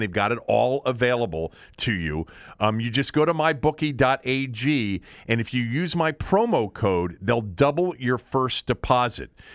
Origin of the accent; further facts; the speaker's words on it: Washington, District of Columbia, United States; I'm from here, I'm born here, I, I've lived here my entire life